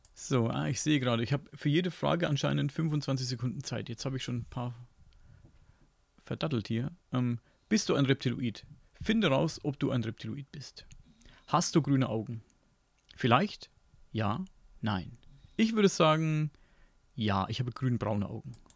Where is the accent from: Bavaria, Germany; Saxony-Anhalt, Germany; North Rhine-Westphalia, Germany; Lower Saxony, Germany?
Bavaria, Germany; Upper Franconia; accent: Franconian; ich komme aus Franken, also genauer Oberfranken. Und da wird eben Fränkisch geredet.